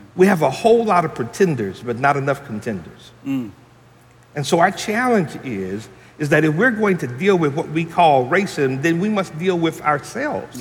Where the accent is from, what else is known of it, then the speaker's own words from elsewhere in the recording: Franklin, Tennessee, United States; I was born and raised here in Franklin